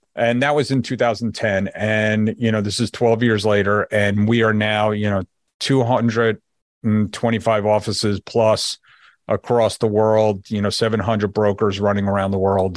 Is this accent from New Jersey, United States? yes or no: yes; New Jersey, United States; moved away as an adult; also born or lived in Connecticut; now in Florida, United States; I'm from New Jersey, if you couldn't hear it in my voice yet